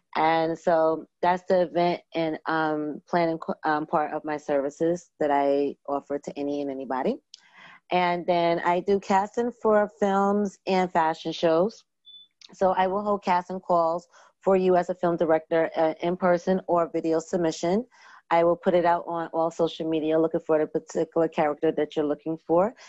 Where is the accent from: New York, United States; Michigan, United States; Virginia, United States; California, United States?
New York, United States; Long Island; also born or lived in Brooklyn, New York; I was born in Brooklyn and um, raised on, went to school in Long Island, New York.